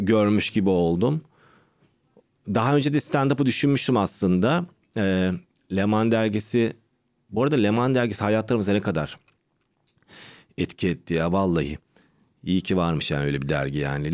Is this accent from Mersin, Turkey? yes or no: no; Istanbul, Turkey; Doğma büyüme İstanbul. Anne baba, işte Sinop.